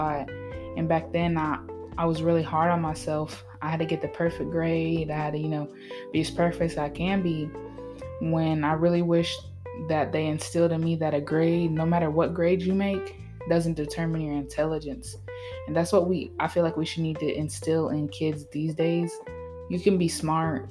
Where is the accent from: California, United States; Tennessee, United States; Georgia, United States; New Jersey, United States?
Tennessee, United States; also born or lived in Vermont; I was born in Vermont, raised in Tennessee. I've lived all over the place